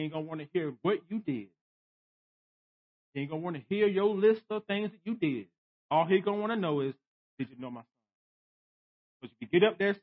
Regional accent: United States; as American Christians

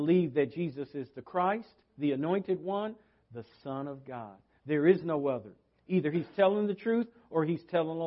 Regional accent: West Coast, United States; moved away; I come from the West Coast

